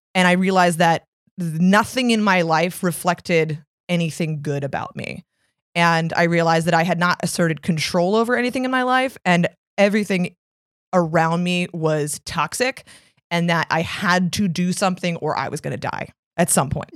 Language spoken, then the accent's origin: English; Arlington, Virginia, United States; moved away as an adult; also born or lived in Washington, D.C.; now in New York, United States; I am born and raised in Arlington, Virginia, and Washington, D C, and I moved to New York in two thousand seven